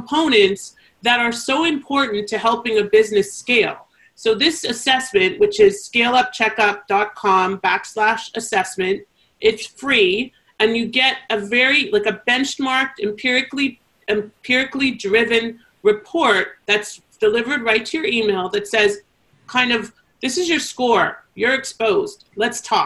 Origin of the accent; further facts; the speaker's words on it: Canada; accent: Canadian; my Canadian accent.